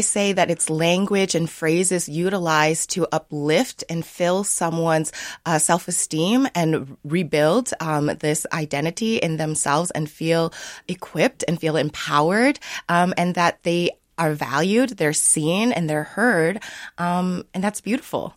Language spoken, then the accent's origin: English; Sioux Falls, South Dakota, United States; now in Minnesota, United States; I grew up in Sioux Falls, South Dakota